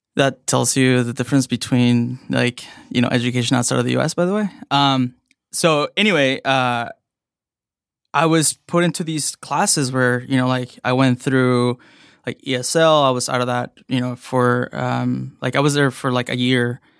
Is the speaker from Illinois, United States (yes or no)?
yes; Evanston, Illinois, United States; also born or lived in Mexico / Chicago; I grew up in Evanston, um, next to Northwestern.